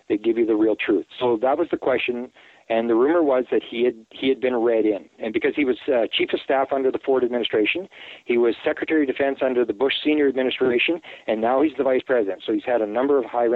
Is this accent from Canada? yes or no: yes; Canada; I'm a Canadian.